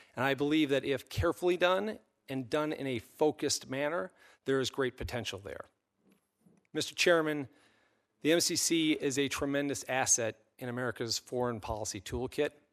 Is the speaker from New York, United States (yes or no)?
no; Minnesota, United States; also born or lived in England; since I was a boy growing up in Minnesota